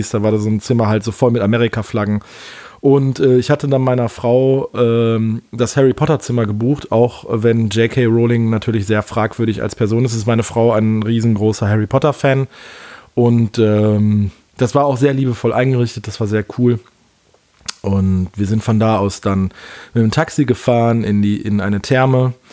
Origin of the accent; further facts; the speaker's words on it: Rhineland, Germany; Und für mich als Rheinländer ist so ein frisch gezapftes Alt durchaus mal lecker.